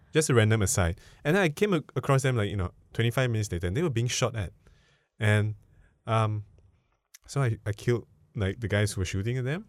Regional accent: Singapore; I'm Singaporean

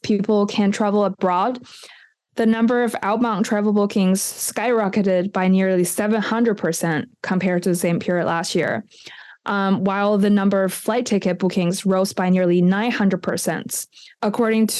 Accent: Beijing, China; a local born and raised in Beijing

